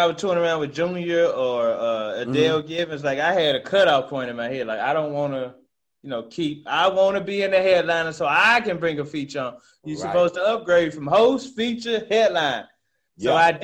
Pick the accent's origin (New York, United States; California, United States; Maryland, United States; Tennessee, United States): Tennessee, United States; Memphis; That's the zip code that I stayed in majority of my life here in Memphis